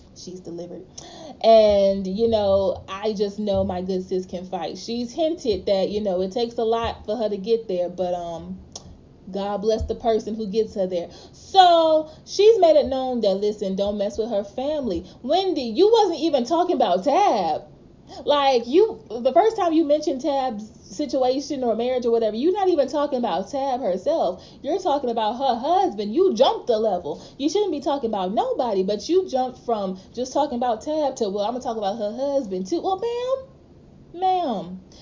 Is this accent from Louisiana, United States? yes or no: yes; Louisiana, United States; I'm from Louisiana